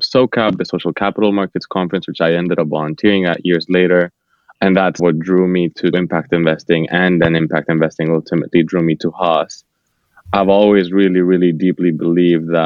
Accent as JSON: {"language": "English", "region": "Bogotá", "country": "Colombia", "tie": "born or raised there", "moved": "yes", "said": "I was born and raised in Bogota, Colombia."}